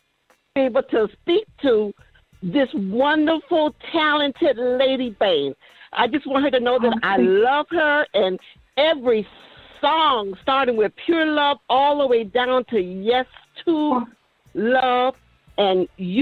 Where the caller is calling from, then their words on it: New York, United States; And you know I'm calling from New York.